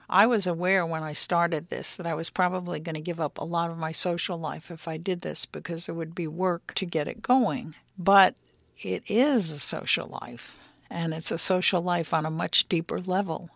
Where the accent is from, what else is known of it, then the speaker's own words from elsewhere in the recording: New York City, New York, United States; also born or lived in Florida; now in Berkeley, United States; I grew up in New York City